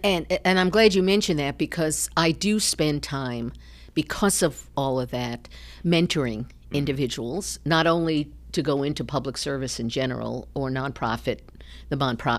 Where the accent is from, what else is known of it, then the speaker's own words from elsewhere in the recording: New York, United States; now in Ohio, United States; I'm from New York. Didn't have a love for sports when I was growing up, came to Ohio and still didn't, you know, have a connection.